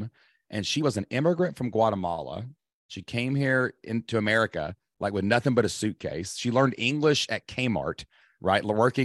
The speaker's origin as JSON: {"language": "English", "region": "Kentucky", "country": "United States", "said": "I'm from Kentucky"}